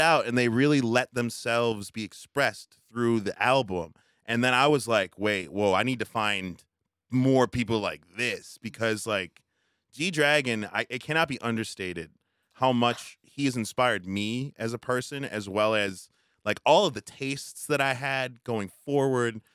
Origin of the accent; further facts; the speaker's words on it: United States; I'm American, maybe because my culture is very different